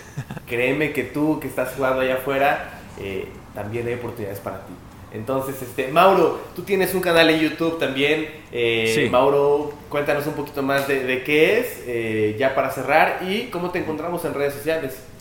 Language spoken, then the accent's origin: Spanish; Puebla, Mexico; yo soy de Puebla